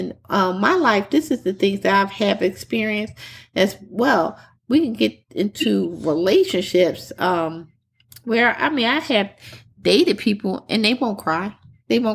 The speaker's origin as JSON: {"language": "English", "town": "Philadelphia", "region": "Pennsylvania", "country": "United States", "said": "I'm from Philly, the typical growing up in the North"}